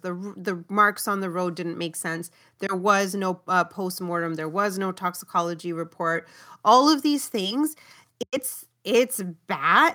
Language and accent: English; Brampton, Ontario, Canada; growing up in Brampton